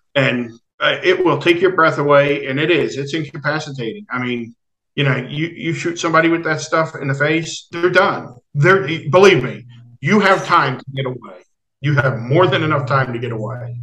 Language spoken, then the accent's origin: English; New Jersey, United States; I'm from Jersey